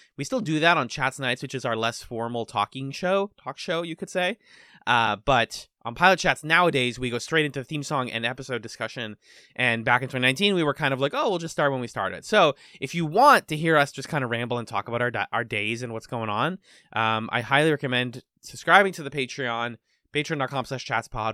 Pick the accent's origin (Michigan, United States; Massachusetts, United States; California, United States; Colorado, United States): Massachusetts, United States; Boston; we're from the East Coast. We are from the Boston area.